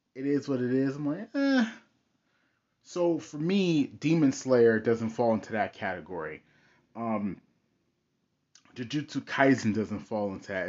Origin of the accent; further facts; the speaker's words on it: United States; I grew up in America. I am a Westerner